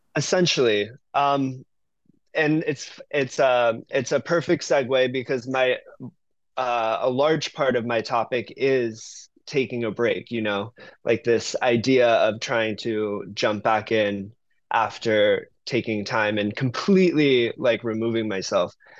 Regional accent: Cutler Bay, Florida, United States; moved away as an adult; also born or lived in New York; now in San Francisco, United States; I grew up in Miami

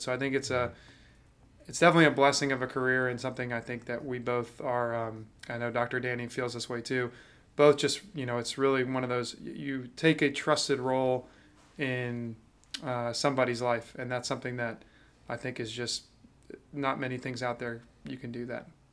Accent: Jacksonville, Florida, United States; also born or lived in Atlanta, Georgia; growing up in Jacksonville

